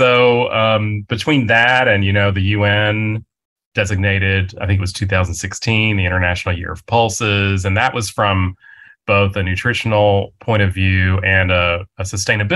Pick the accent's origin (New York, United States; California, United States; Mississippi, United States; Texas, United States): Texas, United States; West; I grew up in West Texas